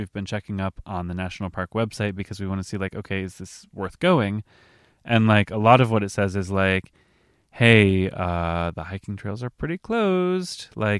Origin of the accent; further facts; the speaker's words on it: Midwest, United States; we're from the Midwest, mm-hmm. from Illinois and Iowa